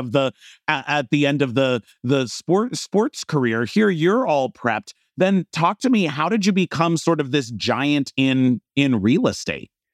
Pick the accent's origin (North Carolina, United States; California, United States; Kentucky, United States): California, United States; Los Angeles; my hometown of Los Angeles